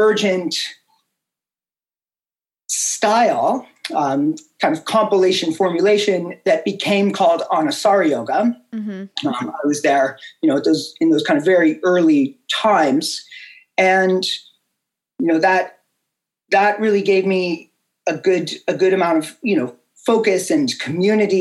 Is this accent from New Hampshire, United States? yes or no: no; Boulder, Colorado, United States; my hometown of Boulder, Colorado